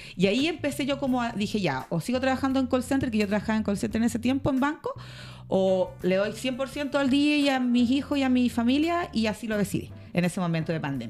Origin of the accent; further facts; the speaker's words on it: Chile; las raperas chilenas